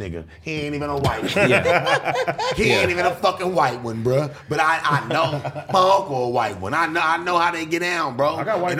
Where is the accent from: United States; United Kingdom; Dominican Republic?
United States; Las Vegas, Nevada; I was staying in Vegas, homie, when I was a kid